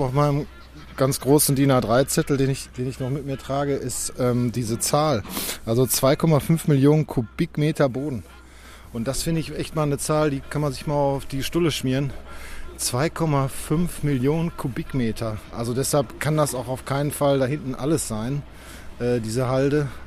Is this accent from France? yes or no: no; Dortmund, North Rhine-Westphalia, Germany; meiner Heimatstadt Dortmund